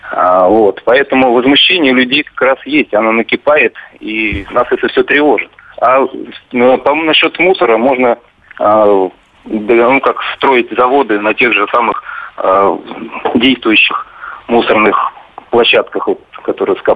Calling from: Monino, Moscow Oblast, Russia; Я из Монина.

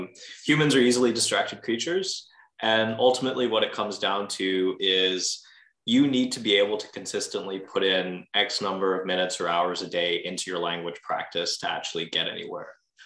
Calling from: Montreal, Quebec, Canada; I'm calling from Montreal, Quebec, here in beautiful Canada.

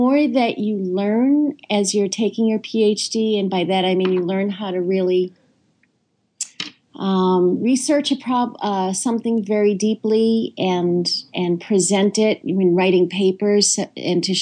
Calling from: South Carolina, United States; I'm calling in from South Carolina.

